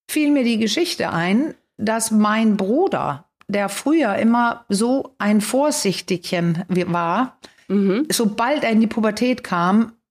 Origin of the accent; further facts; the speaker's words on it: Denmark; Ich bin ja in Dänemark groß geworden.